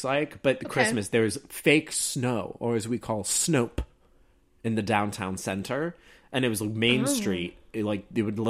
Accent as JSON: {"language": "English", "town": "Celebration", "region": "Florida", "country": "United States", "tie": "born or raised there", "moved": "yes", "said": "back home in Florida, I was raised in Celebration, Florida."}